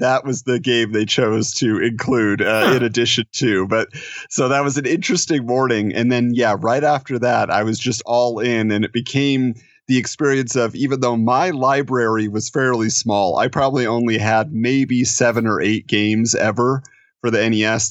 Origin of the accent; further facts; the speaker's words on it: Southern California, United States; I grew up in Southern California